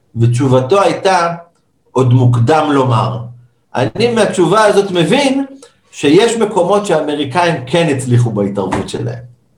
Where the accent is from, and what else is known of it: Israel